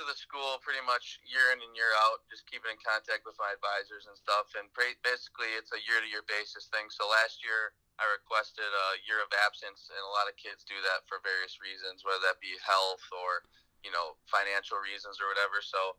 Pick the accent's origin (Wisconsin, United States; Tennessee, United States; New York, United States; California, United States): Wisconsin, United States; New Berlin; Yeah, definitely. My town is actually, I'm from New Berlin, so it's kind of funny